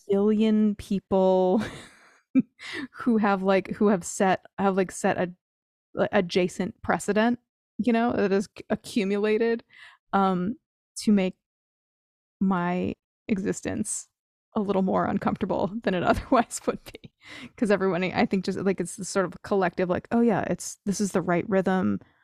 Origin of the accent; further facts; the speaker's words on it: New Jersey, United States; I grew up in New Jersey.